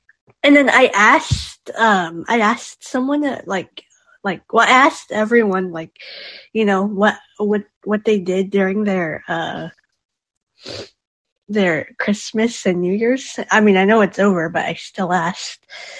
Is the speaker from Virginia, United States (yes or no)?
no; California, United States